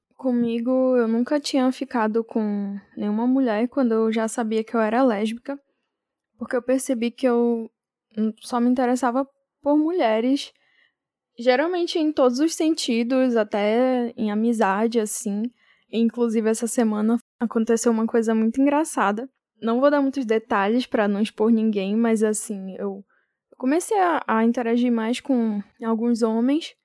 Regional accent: Amapá, Brazil; now in São Paulo, Brazil; Eu sou do Amapá, mas eu tô morando agora em São Paulo

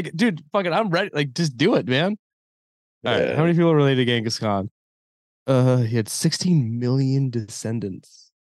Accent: New England, United States; now in Philadelphia, United States; It's so I'm from New England originally. Right now I live in Philly.

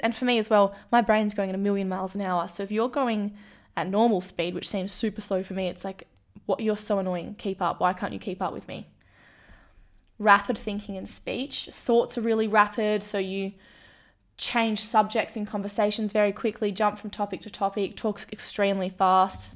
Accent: Kalgoorlie, Western Australia, Australia; moved away as an adult; also born or lived in Melbourne; I'm from Kalgoorlie.

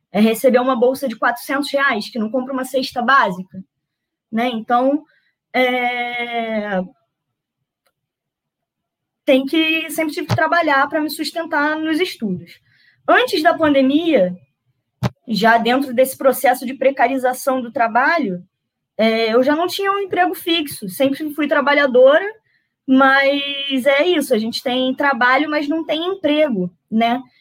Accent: Nova Iguaçu, Rio de Janeiro, Brazil; eu sou de Nova Iguaçu, estou no Rio de Janeiro, mas tenho muito orgulho de dizer que meu país é Nova Iguaçu, é, é o meu berço, né, para onde, é, onde eu fui criada

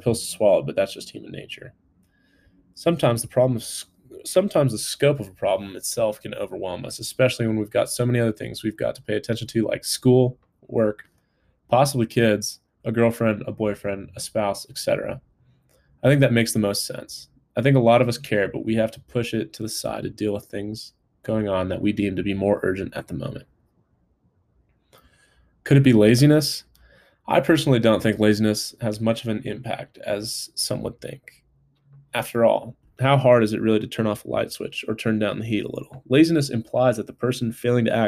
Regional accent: California, United States; now in Colorado, United States; from back home in California

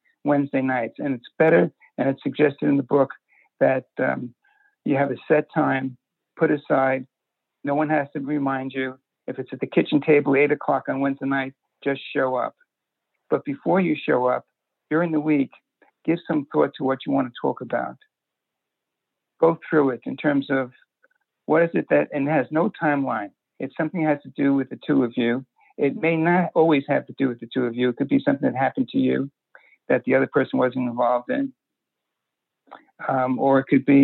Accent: New York City, New York, United States; I grew up in Brooklyn, and it was in the 50s

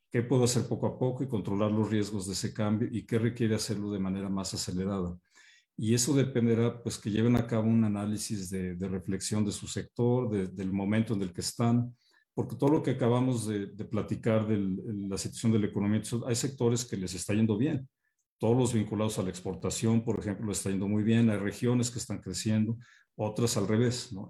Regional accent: Mexico; todos como mexicanos

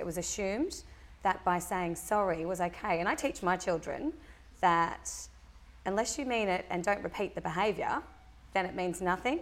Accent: Gold Coast, Queensland, Australia; our family have been here for several generations.

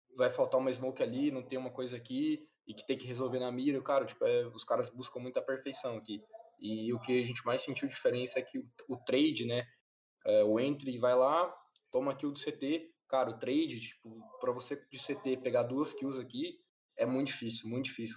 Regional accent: Paraná, Brazil; also born or lived in Itajaí, Santa Catarina / Balneário Camboriú, Santa Catarina / Palotina, Paraná / Cascavel, Paraná; fui para Palotina, que é uma cidade muito pequena, 40 mil habitantes no Paraná. Morava lá com os meus pais, então uh, fui criado lá, acho que até os 10 anos. Aí, com, quando eu tinha 10 anos, meus pais separaram e eu mudei para Cascavel com a minha mãe

